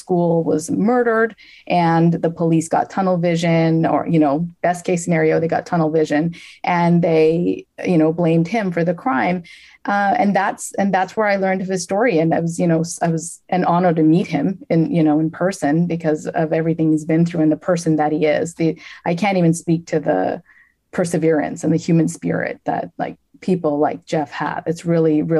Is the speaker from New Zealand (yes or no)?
no; Canada; now in New York, United States; I'm Canadian originally, and I live in New York now.